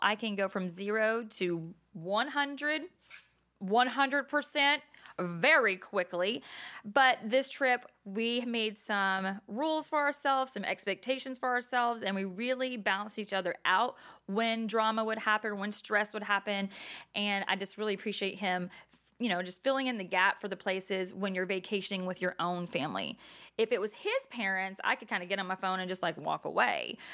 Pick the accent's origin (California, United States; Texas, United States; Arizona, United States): Texas, United States; now in New Jersey, United States; I'm from Texas, though. We don't have boardwalks.